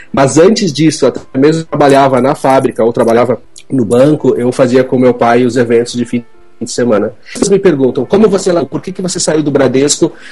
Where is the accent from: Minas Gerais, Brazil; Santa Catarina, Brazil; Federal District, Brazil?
Santa Catarina, Brazil; Chapecó; Eu sou catarinense da cidade de Chapecó